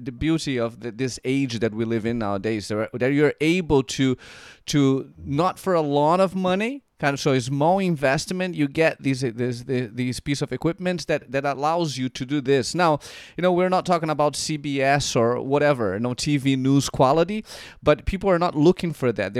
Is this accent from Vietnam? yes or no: no; Brazil; moved away as an adult; now in United States; I was born and raised in Brazil